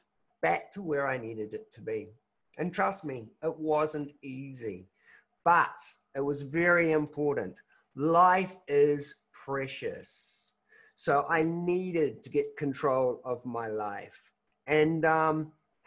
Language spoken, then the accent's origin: English; New Zealand; I'm from New Zealand